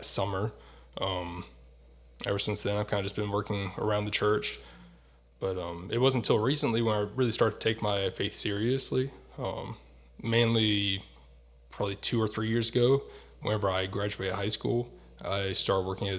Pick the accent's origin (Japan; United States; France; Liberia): United States; North Carolina; moved away as an adult; also born or lived in Virginia; now in Newfoundland, Canada; I grew up in North Carolina, which, for those who don't know, is on the East Coast of the United States